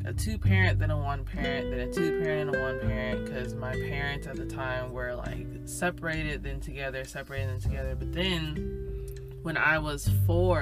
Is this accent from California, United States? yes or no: yes; Sacramento, California, United States; I'm from California, NorCal, or Northern California, for those who are not aware that it's NorCal or SoCal, specifically Sacramento.